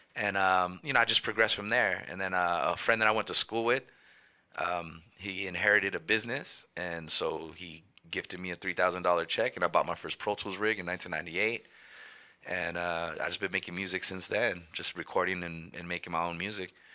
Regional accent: Los Angeles, California, United States; I'm from Northeast LA, the King Island Park.

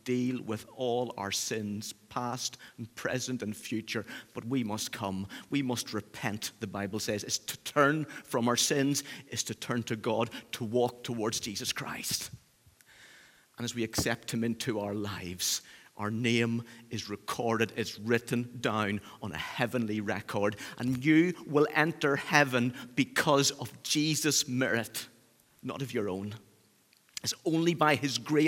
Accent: Northern Ireland, United Kingdom; accent: Northern Irish; now in Cheshire, United Kingdom; my Northern Irish roots

